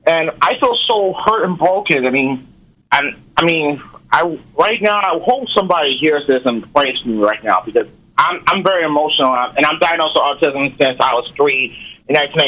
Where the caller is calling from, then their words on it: Portsmouth, Virginia, United States; I'm calling from Portsmouth, Virginia.